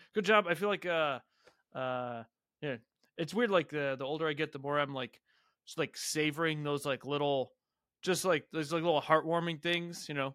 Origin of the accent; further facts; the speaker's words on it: Ohio, United States; moved away; also born or lived in Austin, Texas / Columbus, Ohio; I'm originally from Ohio